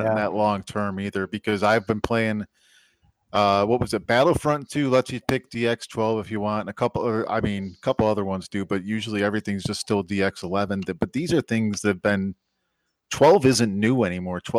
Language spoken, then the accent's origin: English; Great Lakes, United States; I uh, I grew up on the Great